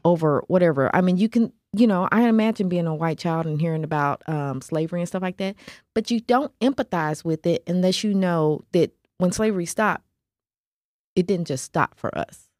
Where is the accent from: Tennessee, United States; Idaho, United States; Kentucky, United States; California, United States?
Tennessee, United States; Nashville; I grew up in Nashville